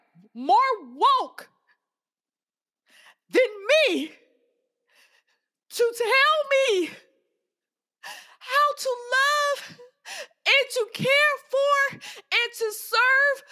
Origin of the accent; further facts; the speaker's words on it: Atlanta, Georgia, United States; now in Washington, D.C., United States; I grew up in Atlanta, which is Black